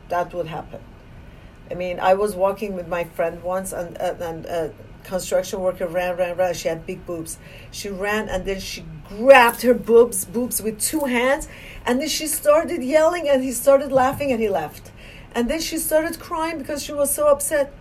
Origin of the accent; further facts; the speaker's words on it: Iran; moved away as an adult; now in United States; I was born in Iran